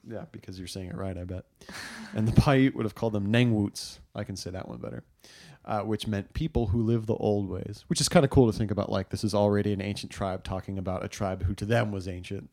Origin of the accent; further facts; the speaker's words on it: Southwest, United States; I grew up in the Southwest